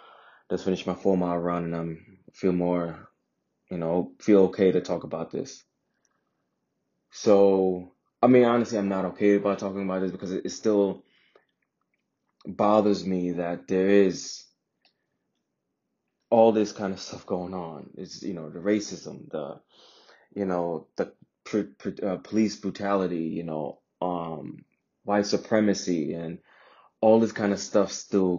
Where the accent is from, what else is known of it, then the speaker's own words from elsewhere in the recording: Jamaica; now in United States; I'm from Jamaica, but I'm half Indian, half black.